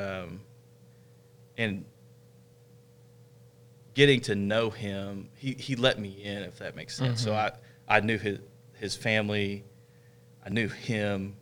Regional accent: Southern Illinois, United States; I came back home to Illinois

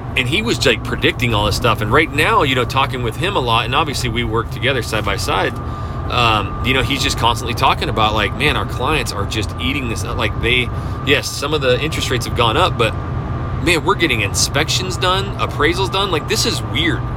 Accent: North Idaho, United States; moved away as an adult; now in Houston, United States; I came from a small town, so I am from North Idaho

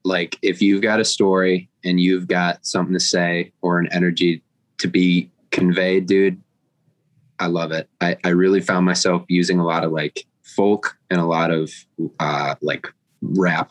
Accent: Lake Orion, Michigan, United States; I'm from Lake Orion, Michigan, and I'm an artist

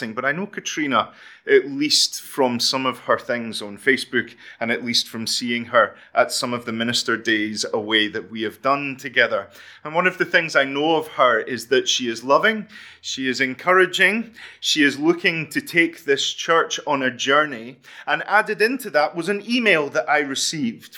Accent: Fife, Scotland, United Kingdom; I am from Fife.

